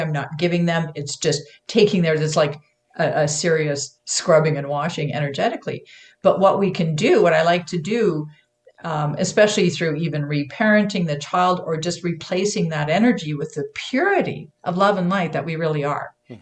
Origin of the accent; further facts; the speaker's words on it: Canada; now in United States; I'm a Canadian. I'm I am living in the U.S., but I'm a Canadian.